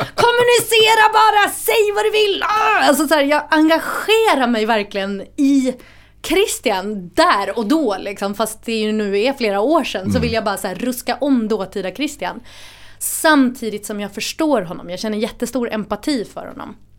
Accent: Gothenburg, Västra Götaland, Sweden; moved away as an adult; now in Stockholm, Sweden; Det är Göteborg jag är ifrån

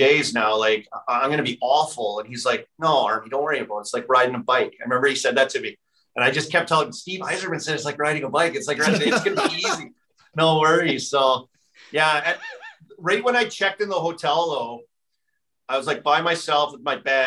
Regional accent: Saskatoon, Saskatchewan, Canada; I'm from Saskatoon

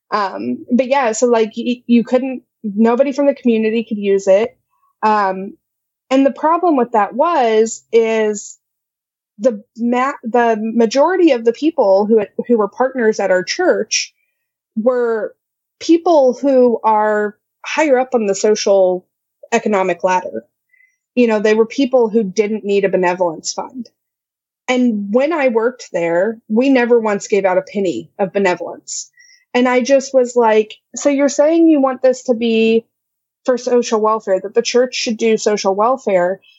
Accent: Midwest, United States; I'm such a Midwesterner.

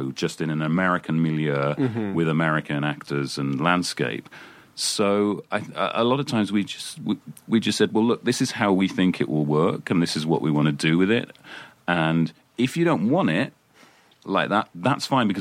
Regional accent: United Kingdom; as a Brit coming

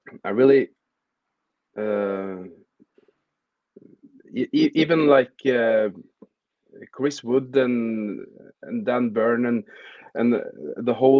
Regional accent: Fredrikstad, Østfold, Norway; I'm from Fredrikstad, which is 1 hour south of Oslo in Norway.

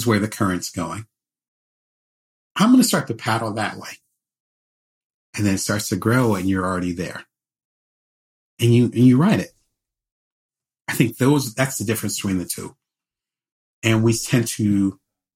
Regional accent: Atlantic City, New Jersey, United States; now in Las Vegas, United States; I'm originally from Atlantic City. I live in Las Vegas now

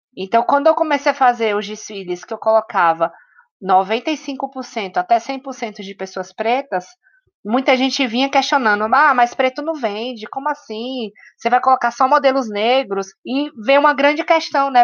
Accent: Salvador, Bahia, Brazil; now in São Paulo, Brazil; eu venho né, de Salvador, então eu, vim, eu venho dessa cidade preta. E quando eu cheguei em São Paulo

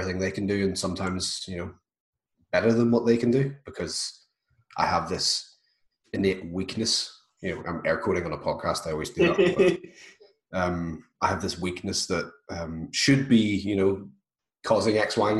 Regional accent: Belfast, Northern Ireland, United Kingdom; I'm from Belfast, Northern Ireland

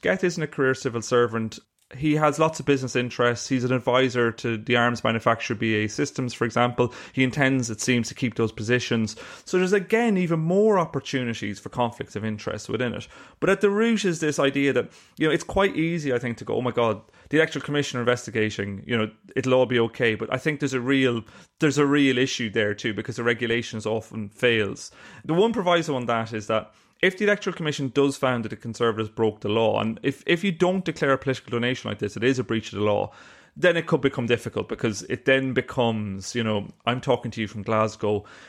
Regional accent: Ireland; accent: Irish; you can tell from my accent I'm Irish

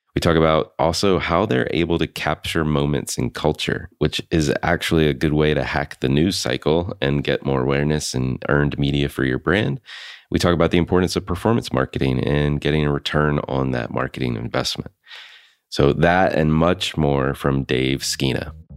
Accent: North Carolina, United States; I grew up in North Carolina

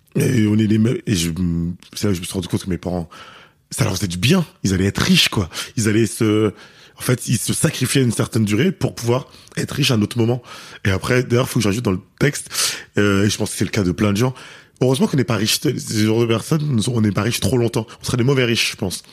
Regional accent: Paris, Île-de-France, France; je suis parisien

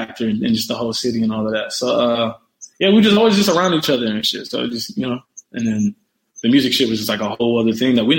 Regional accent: Missouri City, Texas, United States; also born or lived in Houston, Texas / Philadelphia, Pennsylvania; I was born in Houston. I moved to Philly when I was like 4-ish

